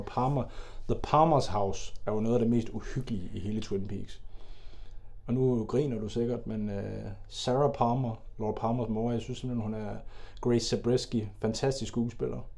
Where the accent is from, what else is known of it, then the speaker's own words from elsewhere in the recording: Denmark; du og jeg er jo også fra Jylland